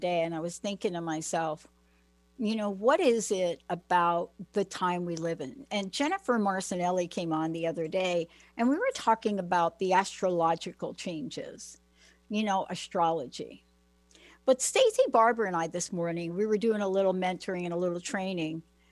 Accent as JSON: {"language": "English", "town": "New York City", "region": "New York", "country": "United States", "tie": "born or raised there", "moved": "yes", "lives_now": "Seattle, United States", "said": "I'm from the Bronx"}